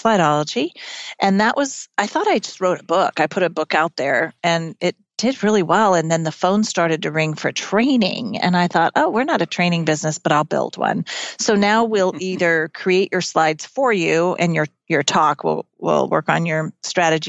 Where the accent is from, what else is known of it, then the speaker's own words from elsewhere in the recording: California, United States; also born or lived in Chico, California / Mississippi; I grew up mostly in California, went to junior high in a little small town in Northern California called Chico